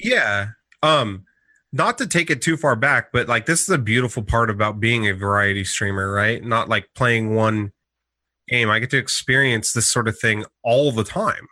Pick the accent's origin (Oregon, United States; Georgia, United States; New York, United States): Oregon, United States; Portland; also born or lived in Eugene; I'm from Portland